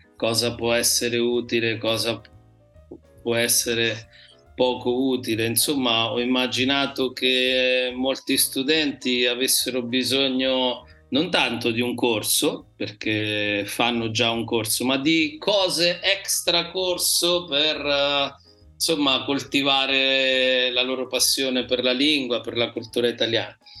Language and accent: Italian; Marche, Italy; nel mio dialetto mi piace si dice me gusta e eh, gallina gallina come in spagnolo perché da noi